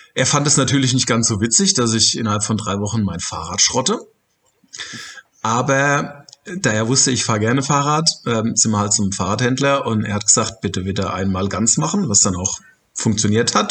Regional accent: Germany; bei uns in Deutschland

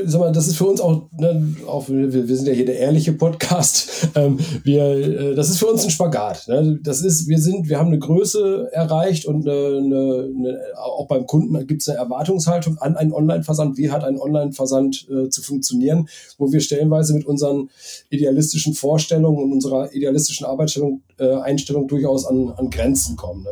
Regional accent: Bad Oeynhausen, North Rhine-Westphalia, Germany; ich wohne auch wieder in meiner, in meiner, in meinem, in dem Ort, wo ich aufgewachsen bin, ähm, in Bergkirchen, also bei Bad Oeynhausen

